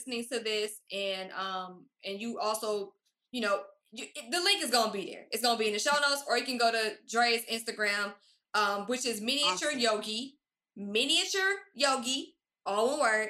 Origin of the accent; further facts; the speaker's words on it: Stone Mountain, Georgia, United States; now in Los Angeles, United States; I'm from Stone Mountain. I'm from DeKalb County